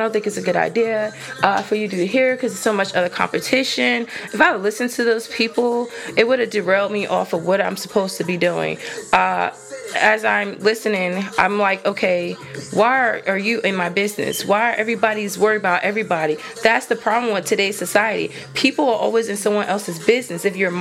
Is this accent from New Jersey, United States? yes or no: yes; New Jersey, United States; moved away; I'm originally from New Jersey.